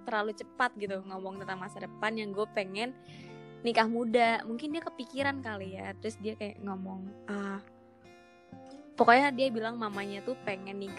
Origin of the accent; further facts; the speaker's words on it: West Java, Indonesia; kayak mitosnya nih Jawa sama Sunda nggak boleh ya gue Sunda mama gue Jawa